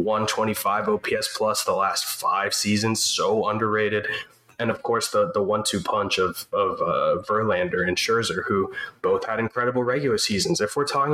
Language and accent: English; New York, United States; now in Houston, United States; I was born in New York, but I live in the Houston area.